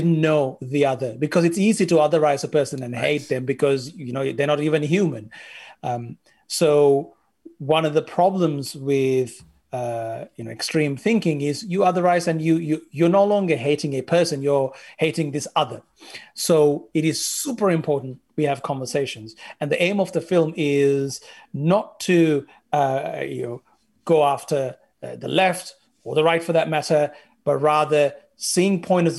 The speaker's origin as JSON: {"language": "English", "country": "Sri Lanka", "said": "The majority of Sri Lankans are Sinhalese, and the largest minority are Tamil. I am from the Sinhalese majority, and it got me thinking, how many Tamil friends do I have?"}